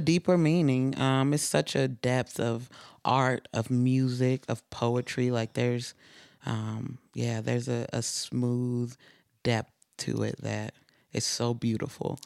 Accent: Utah, United States; also born or lived in East Saint Louis, Illinois; I grew up in Utah

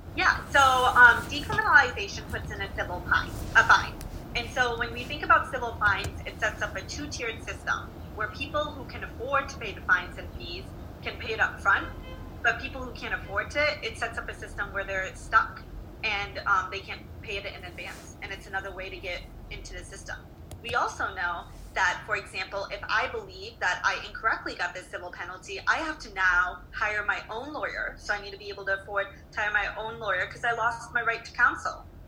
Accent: Detroit, Michigan, United States; now in Virginia, United States; I'm from Detroit

